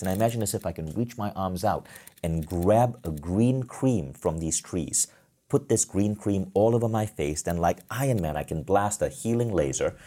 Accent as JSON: {"language": "English", "country": "Malaysia", "tie": "born or raised there", "said": "I grew up in Malaysia, a developing country"}